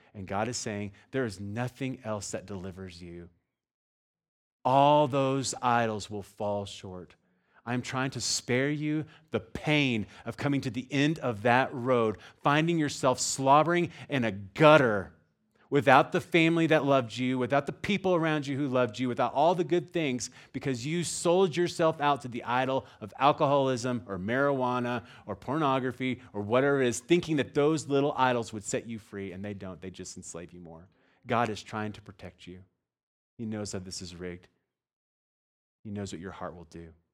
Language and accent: English; Texas, United States; I'm from Texas